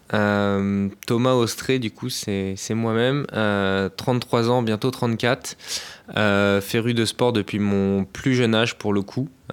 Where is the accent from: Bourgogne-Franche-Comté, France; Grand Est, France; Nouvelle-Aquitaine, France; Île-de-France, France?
Île-de-France, France; Boulogne-Billancourt; j'ai commencé à Boulogne, Biancourt, c'est là où j'ai grandi